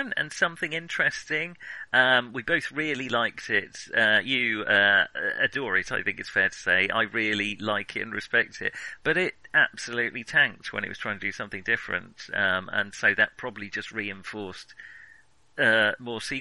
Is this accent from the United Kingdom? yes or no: yes; United Kingdom; as British teens